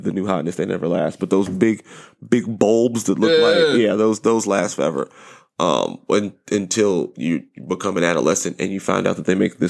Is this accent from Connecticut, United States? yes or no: no; Southern California, United States; I grew up in Southern California.